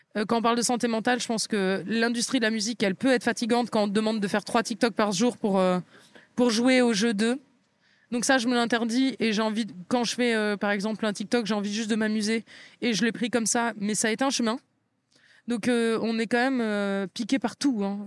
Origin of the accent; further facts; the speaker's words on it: France; j'ai grandi en France